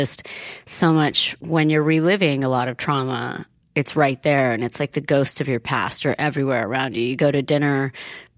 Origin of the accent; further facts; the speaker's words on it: Italy; now in United States; after growing up in Italy and then getting sent to America in the 80s